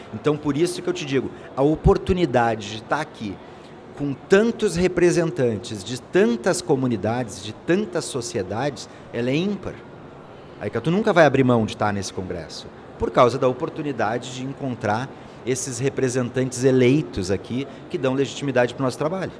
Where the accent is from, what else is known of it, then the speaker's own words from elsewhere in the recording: Brazil; A gente tem um problema como brasileiro